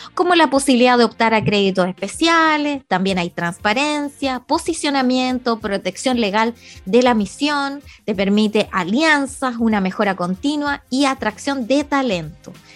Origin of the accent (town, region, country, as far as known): Chile